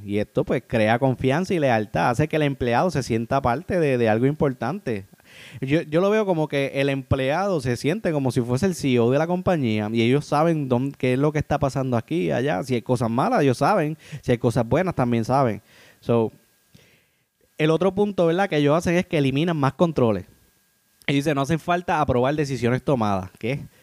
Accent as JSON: {"language": "Spanish", "country": "Puerto Rico", "said": "yo soy de Puerto Rico."}